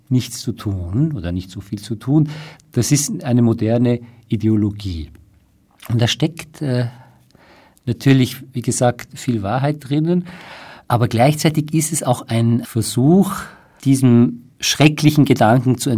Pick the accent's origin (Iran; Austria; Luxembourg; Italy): Iran; Ich komme ja aus dem Iran und Daher ähm, habe ich leider äh, sehr viel Einblick in dem, was dort passiert.